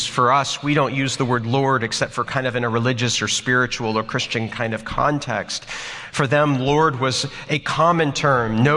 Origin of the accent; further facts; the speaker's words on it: Texas, United States; I'm from Texas